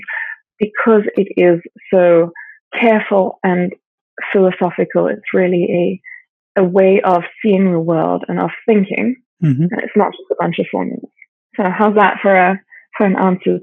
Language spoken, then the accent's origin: English; South Africa; I grew up in South Africa